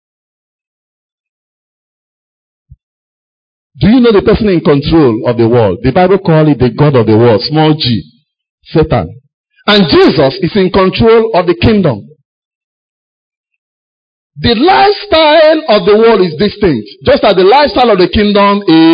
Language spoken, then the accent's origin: English; Enugu, Enugu State, Nigeria; an Enugu boy. I grew up in Enugu.